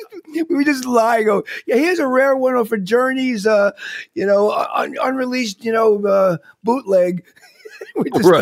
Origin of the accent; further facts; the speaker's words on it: Long Island, New York, United States; Growing up in Long Island, you know, I grew up in the day when everyone wanted the cover bands and the tribute bands